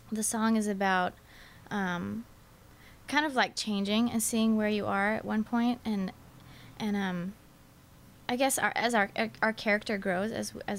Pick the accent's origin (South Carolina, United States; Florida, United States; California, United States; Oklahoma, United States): California, United States; Encinitas; also born or lived in Mission Viejo, California; I am from Encinitas, California